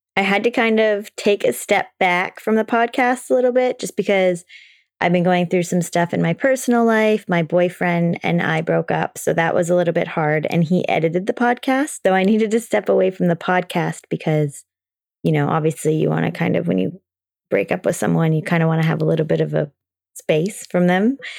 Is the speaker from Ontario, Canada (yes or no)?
yes; Toronto, Ontario, Canada; I'm from Toronto